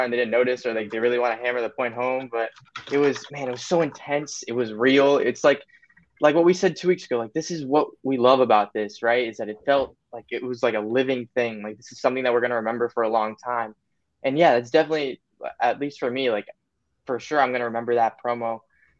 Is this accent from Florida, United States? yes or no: yes; Miami, Florida, United States; I'm from Miami